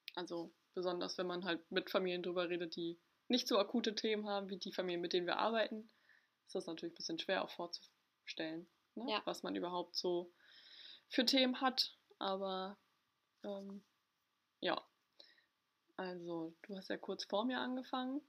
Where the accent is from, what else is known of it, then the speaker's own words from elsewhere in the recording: Ostholstein, Schleswig-Holstein, Germany; moved away as an adult; also born or lived in Hamburg; ich komme nicht gebürtig aus Hamburg, sondern aus Ostholstein